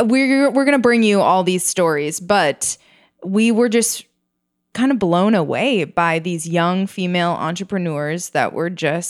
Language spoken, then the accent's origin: English; Minnesota, United States; I am from Minnesota. It's shocking that in such a wintry place, they can have such efficient public transportation.